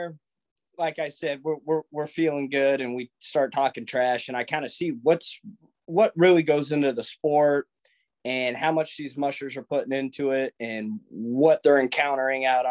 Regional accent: Anchorage, Alaska, United States; I'm born and raised in Anchorage

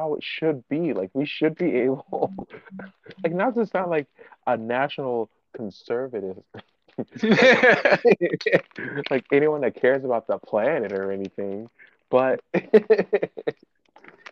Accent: Florida, United States; I'm from Florida.

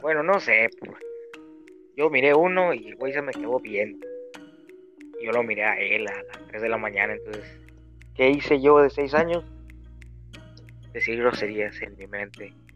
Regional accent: Veracruz, Mexico; moved away; Allá en mi pueblito. Remoto.

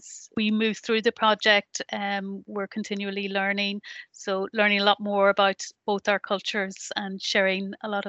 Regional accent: Northern Ireland, United Kingdom; now in Sligo, Ireland; I'm not originally from Sligo, I'm originally from the north of Ireland

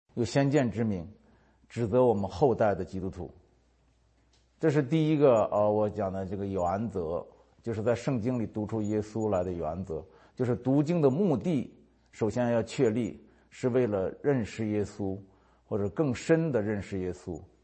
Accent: North China Plain, northern China, China; moved away; 我是华北平原出生长大的，没出过海，旱鸭子

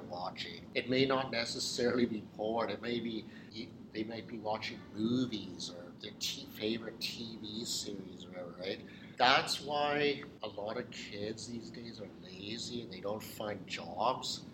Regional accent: British Columbia, Canada; also born or lived in Burlington, Ontario; Lived in BC for pretty much most of my life

